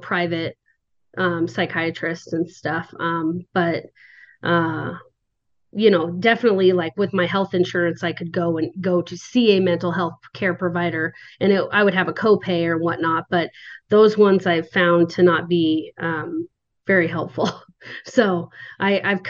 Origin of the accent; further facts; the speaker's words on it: Seattle, Washington, United States; I'm from Seattle